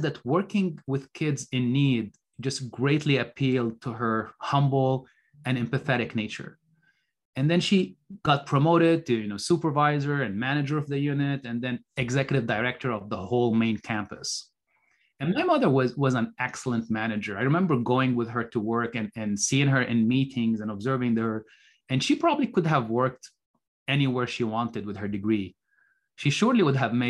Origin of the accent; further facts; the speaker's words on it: Beirut, Beirut Governorate, Lebanon; moved away as an adult; also born or lived in Minnesota; I was born in Beirut, Lebanon. Lebanon is a small country in the Middle East, and I grew up during the Lebanese Civil War